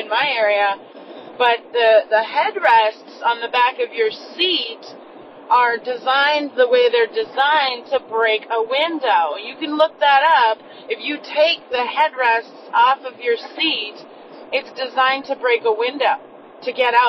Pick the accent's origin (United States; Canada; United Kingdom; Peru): Canada; I'm from Canada.